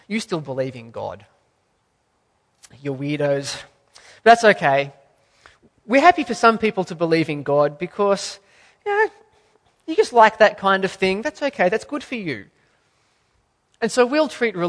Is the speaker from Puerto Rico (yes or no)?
no; Australia; as an Australian